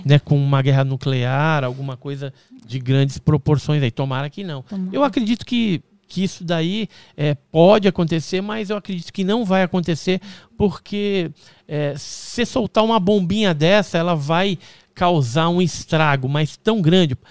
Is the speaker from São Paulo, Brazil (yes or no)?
yes; Santos, São Paulo, Brazil; Eu nasci em Santos.